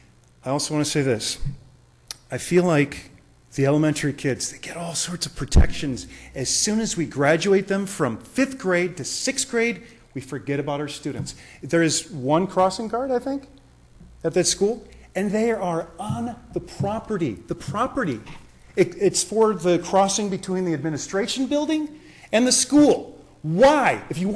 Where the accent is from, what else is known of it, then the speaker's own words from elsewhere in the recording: Florida, United States; now in Calabasas, United States; I come from Florida